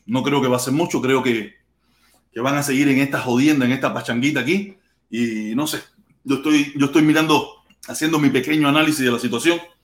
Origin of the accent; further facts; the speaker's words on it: Cuba; now in Miami, United States; allí es mi tierra natal